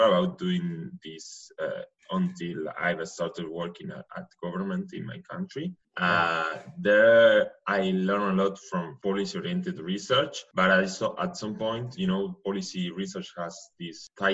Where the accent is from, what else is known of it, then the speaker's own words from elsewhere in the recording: Buenos Aires, Argentina; English is a second language; moved away as an adult; now in Stanford, United States; I'm from Argentina, but from Buenos Aires more specifically, but I'm calling you from Stanford, California